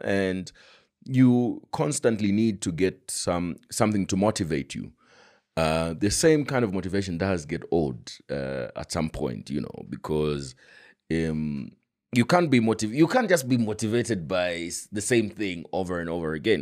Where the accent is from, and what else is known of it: Kabwe, Central Province, Zambia; born or raised there; moved away as an adult; also born or lived in Choma / Mazabuka / Lusaka